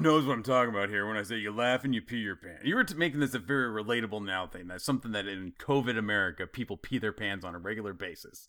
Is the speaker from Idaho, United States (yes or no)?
yes; Idaho, United States; I grew up in Idaho